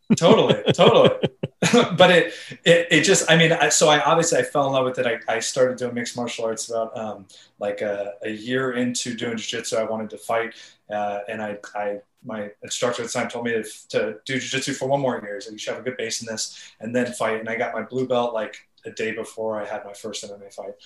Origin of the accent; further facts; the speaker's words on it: California, United States; I grew up in California